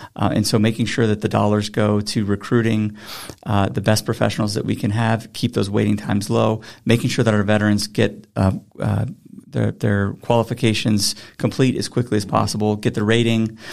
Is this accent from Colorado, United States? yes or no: yes; Grand Junction, Colorado, United States; I was born here in Colorado. I grew up on the Western Slope, a proud graduate of Grand Junction High School.